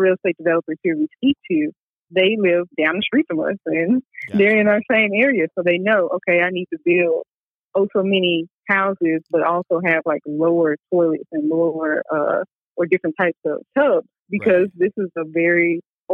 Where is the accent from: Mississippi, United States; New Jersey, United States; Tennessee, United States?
Mississippi, United States; I'm from Mississippi